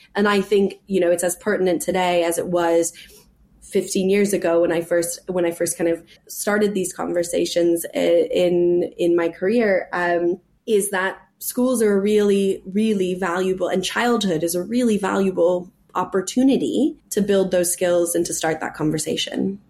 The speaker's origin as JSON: {"language": "English", "region": "California", "country": "United States", "also_born_or_lived": "New York City", "moved": "as an adult", "lives_now": "England, United Kingdom", "said": "I'm from California"}